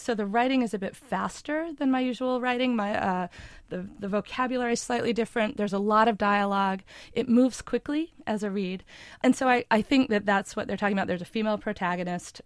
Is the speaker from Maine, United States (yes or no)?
yes; Maine, United States; also born or lived in New York City; now in Montclair, United States; I grew up in Maine